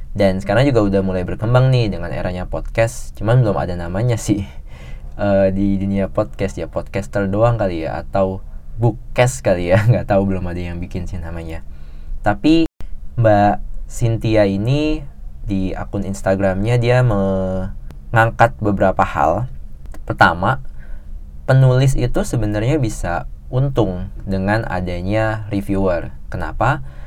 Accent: Java, Indonesia; apalagi orang Jawa gitu gue sendiri orang Jawa dan kayak rada pantang sih

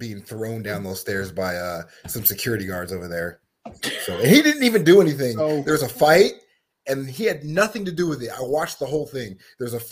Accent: Stockton, California, United States; moved away as an adult; also born or lived in Cleveland, Ohio / Charleston, South Carolina / Columbus, Mississippi / Guam; I'm originally from California, Stockton, California. That's where I was raised, born in Cleveland

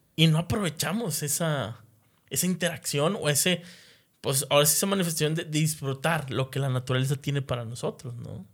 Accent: Monterrey, Nuevo León, Mexico; como sociedad de aquí de, Nuevo León, como regios

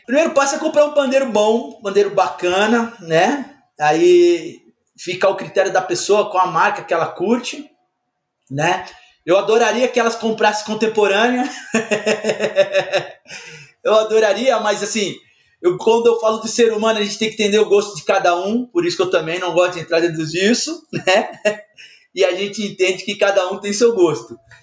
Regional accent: São Paulo, Brazil; eu sou de São Paulo, sou paulistano

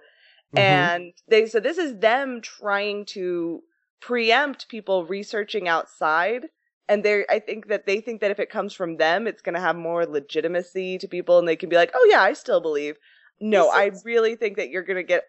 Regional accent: Sandy, Utah, United States; I'm from Sandy.

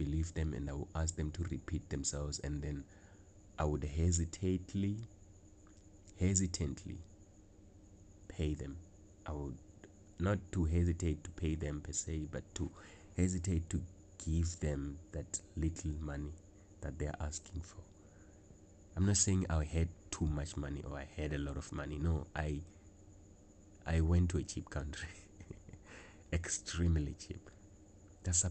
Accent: South Africa; as a South African in South Africa

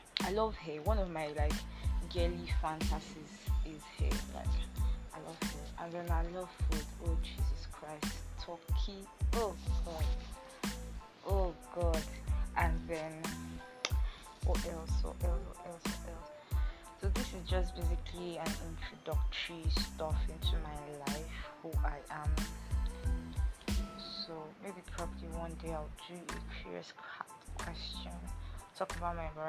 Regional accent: Akwa Ibom, Nigeria; I'm from Akwa Ibom State

